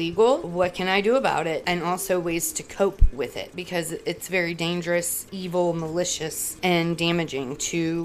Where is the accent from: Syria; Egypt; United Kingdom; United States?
United States; Florida; moved away; also born or lived in Virginia; I'm from Florida